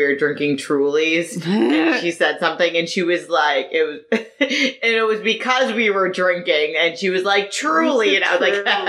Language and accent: English; Boston, Massachusetts, United States; now in Las Vegas, United States; We are from Boston.